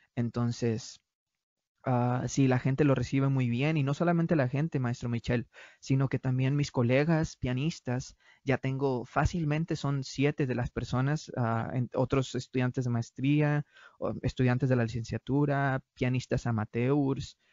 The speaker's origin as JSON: {"language": "Spanish", "country": "Mexico", "moved": "as an adult", "said": "nosotros como, como pianistas mexicanos"}